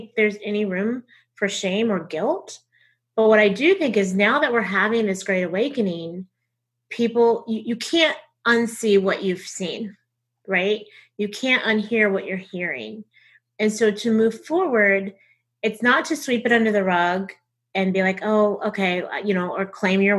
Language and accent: English; the South, United States; accent: Southern; my Southern accent